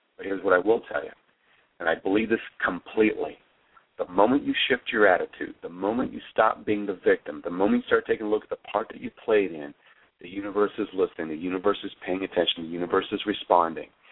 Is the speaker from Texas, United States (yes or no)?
no; Flagstaff, Arizona, United States; We grew up in Flagstaff, Arizona, and had a lot of snow or winter.